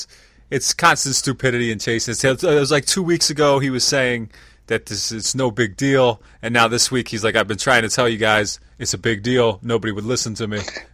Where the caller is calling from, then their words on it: Lancaster, Pennsylvania, United States; I'm in Pennsylvania. Well, Lancaster, Pennsylvania.